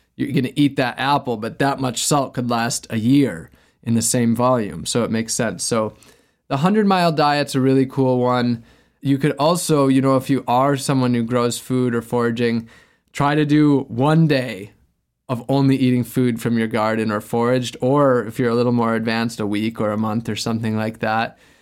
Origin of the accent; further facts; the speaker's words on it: Wisconsin, United States; now in Florida, United States; I grew up in Wisconsin